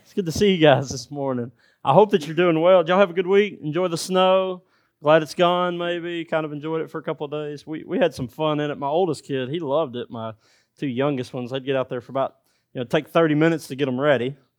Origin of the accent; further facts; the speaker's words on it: United States; Because of my dialect, because I'm from America